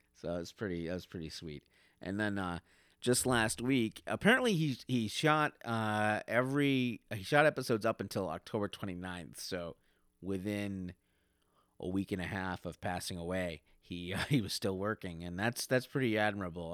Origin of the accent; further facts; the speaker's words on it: upstate New York, United States; a guy who grew up in upstate New York